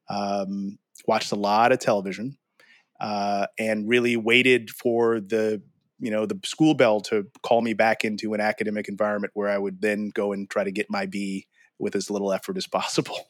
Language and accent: English; St. Louis, Missouri, United States; now in Texas, United States; I grew up in Saint Louis